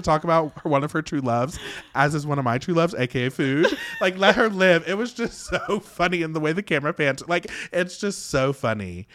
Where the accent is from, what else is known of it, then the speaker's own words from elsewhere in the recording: West Virginia, United States; I grew up in West Virginia, which is very old school